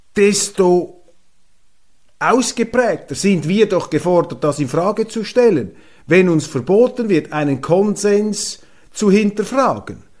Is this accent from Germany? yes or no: no; Switzerland; als Schweizer